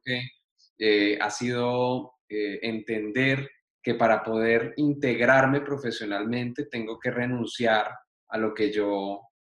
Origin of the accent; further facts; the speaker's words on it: Colombia; moved away as an adult; now in Spain; yo soy colombiano.